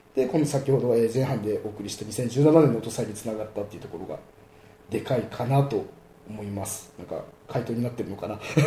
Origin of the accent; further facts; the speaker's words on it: Kyoto, Japan; born or raised there